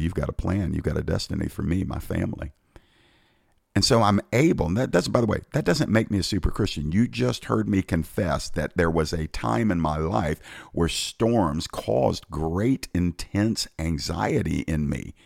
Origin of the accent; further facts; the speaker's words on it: United States; I'm an American